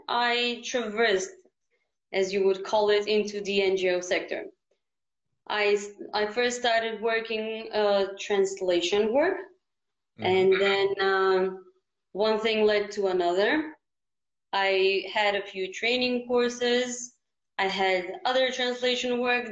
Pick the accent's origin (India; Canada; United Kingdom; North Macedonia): North Macedonia; Ohrid; I'm very lucky to have been born in Ohrid